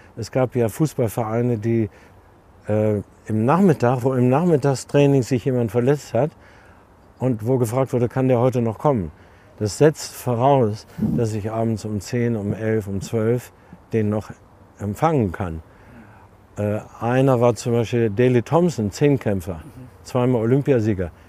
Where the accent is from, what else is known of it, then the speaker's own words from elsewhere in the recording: East Frisia, Lower Saxony, Germany; also born or lived in Berlin; now in Munich, Germany; Ich bin selten in Ostfriesland und äh, bin dankbar, hatte ich schon gesagt, dass ich dort aufgewachsen bin